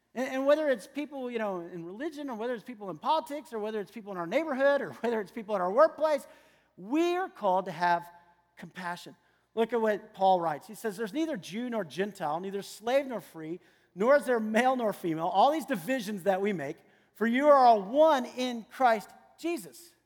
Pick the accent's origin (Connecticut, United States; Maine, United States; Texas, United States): Texas, United States; San Antonio; I grew up in San Antonio, Texas